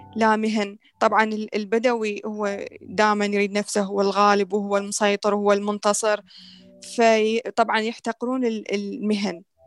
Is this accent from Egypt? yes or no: no; Iraq; احنا هسه العراقيين ندرس